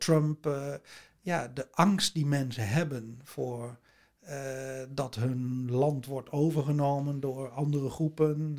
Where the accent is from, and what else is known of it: Netherlands